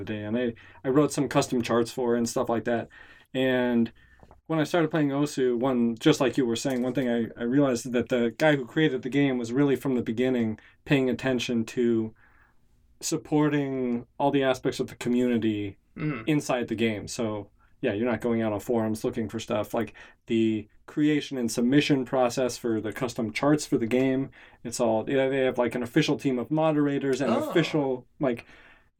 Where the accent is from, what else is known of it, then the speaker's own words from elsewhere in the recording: Salt Lake City, Utah, United States; moved away as an adult; now in Bay Area, United States; I'm here in the Bay Area. I grew up in Utah